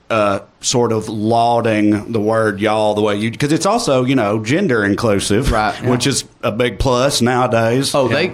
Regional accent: Appalachia, United States; accent: Appalachian; I have a different bit about the receiving of my specific {S6} accent, which is Appalachian.

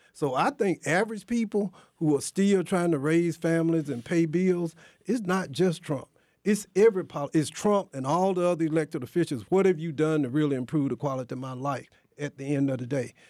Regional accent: near Athens, rural Georgia, United States; I grew up in rural Georgia, too. I mean, near Athens

